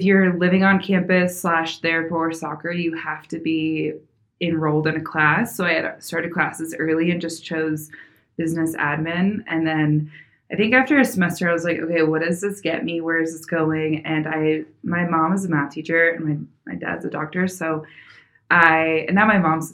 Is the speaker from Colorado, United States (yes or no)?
yes; Colorado, United States; also born or lived in Phoenix, Arizona; I was born and raised in Colorado